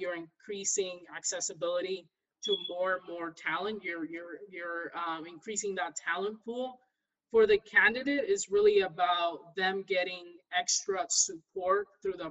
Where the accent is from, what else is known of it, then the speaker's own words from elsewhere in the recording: Ferguson, Missouri, United States; I'm from the Midwest in St. Louis, Missouri. So, I grew up right in Ferguson